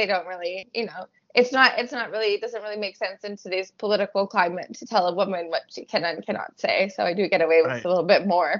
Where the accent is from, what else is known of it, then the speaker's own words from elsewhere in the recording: Canada; especially as a Canadian.